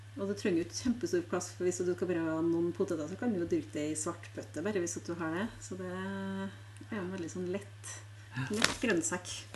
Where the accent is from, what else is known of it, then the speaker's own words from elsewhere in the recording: Frosta, Trøndelag, Norway; jeg kommer fra Frosta